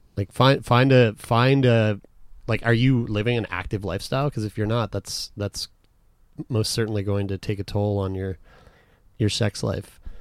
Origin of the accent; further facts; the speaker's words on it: Canada; we're from Canada